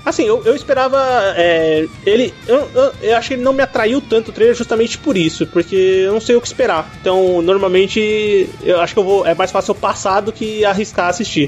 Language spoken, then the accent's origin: Portuguese; Brazil; eu sou brasileiro